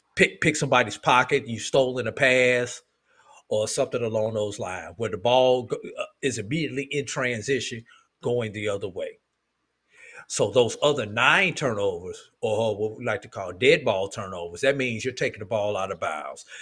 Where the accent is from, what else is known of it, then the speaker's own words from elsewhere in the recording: St. Louis, Missouri, United States; growing up in St. Louis, Missouri